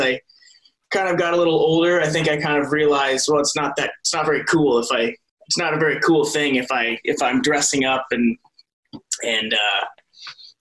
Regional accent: Hamburg, Iowa, United States; also born or lived in Mason City, Iowa; my parents moved to a small town in the southwest corner of the state of Iowa called Hamburg. That's kind of where I spent my early childhood

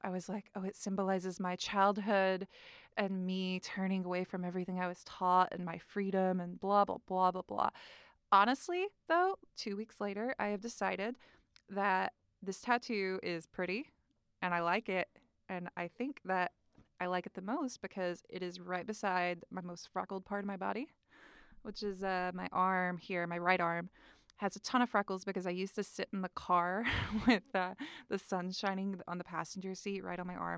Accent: North Carolina, United States; moved away; I'm from North Carolina, and the state flower is dogwood, and also I'm from the Bible Belt, born and raised

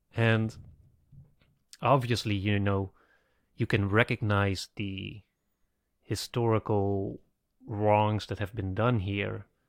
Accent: Netherlands; I'm from the Netherlands. My country was occupied by the Germans

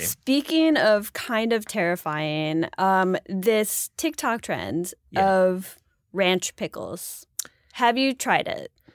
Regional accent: Buffalo, New York, United States; I'm from Buffalo

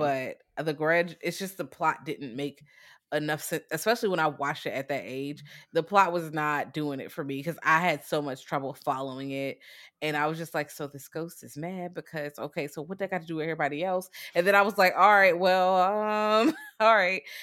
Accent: United States; I'm American

